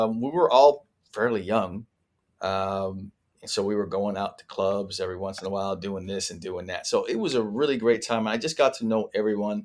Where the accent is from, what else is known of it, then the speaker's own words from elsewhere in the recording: Vancouver, British Columbia, Canada; moved away; I was this kid from Vancouver